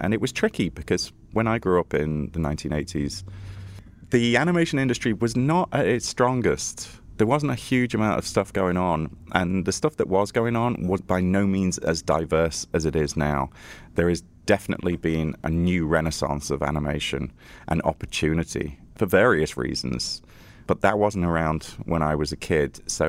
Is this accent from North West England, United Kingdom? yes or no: yes; Liverpool, North West England, United Kingdom; now in United States; Originally, I'm from Liverpool, yeah. This is not a Liverpoolian accent. But I've been here a long time in the States, I think 13 years, but I'm still resolutely British.